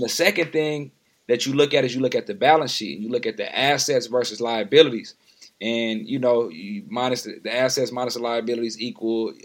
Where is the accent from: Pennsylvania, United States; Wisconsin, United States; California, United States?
California, United States; San Diego; now in Oakland, United States; I'm from San Diego, California. I currently reside in Oakland, California.